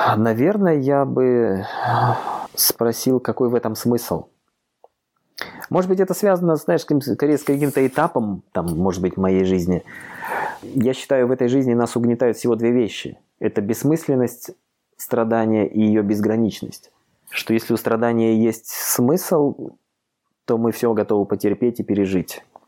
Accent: Khabarovsk, Khabarovsk Krai, Russia; now in Moscow, Russia; живу я в Москве, хотя сам я вообще-то из Дальнего Востока, из Хабаровска, мой родной город

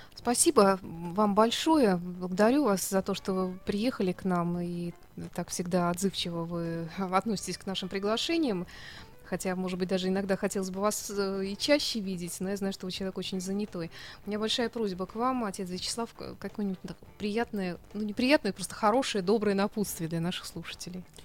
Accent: Saint Petersburg, Russia

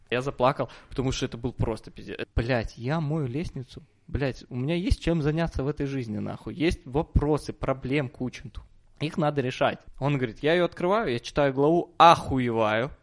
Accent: Minsk, Belarus; Я из Минска

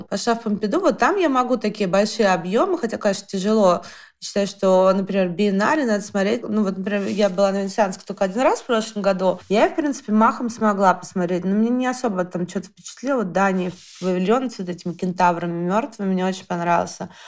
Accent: Moscow, Russia; я родом из Алтуфьева.

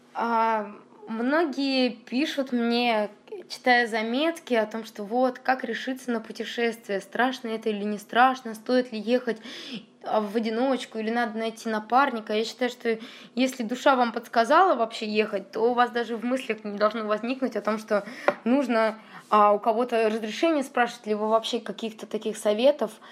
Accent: Saint Petersburg, Russia; я из Петербурга, но иду обратно с Владивостока домой.

